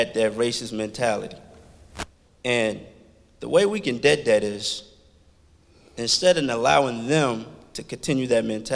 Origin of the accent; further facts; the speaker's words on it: Washington, D.C. area, Virginia side, United States; also born or lived in Liberia; I'm originally from Africa, Liberia. I grew up in Washington, D.C. area on the Virginia side